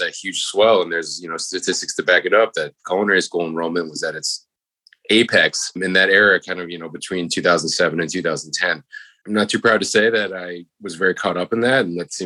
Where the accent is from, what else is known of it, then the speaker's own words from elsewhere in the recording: Long Island, New York, United States; I grew up in Long Island